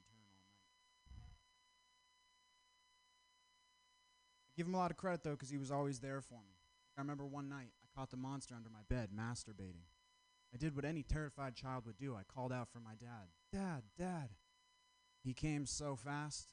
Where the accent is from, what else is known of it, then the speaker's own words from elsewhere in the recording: Vermont, United States; I'm from Vermont